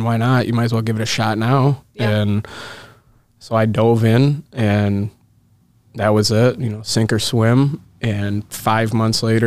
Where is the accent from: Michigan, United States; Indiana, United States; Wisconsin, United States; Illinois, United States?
Michigan, United States; Lansing; I grew up in the Lansing area, so about an hour and a half from Detroit.